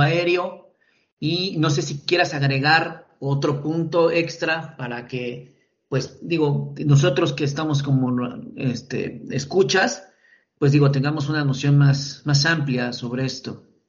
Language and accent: Spanish; Mexico; nosotros como mexicanos